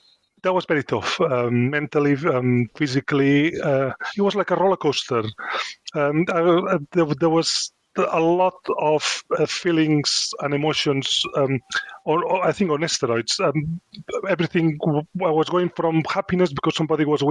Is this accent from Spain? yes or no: yes; Spain; English is a second language; moved away as an adult; now in Chesterfield, United Kingdom; I come from Spain, it's quite a macho culture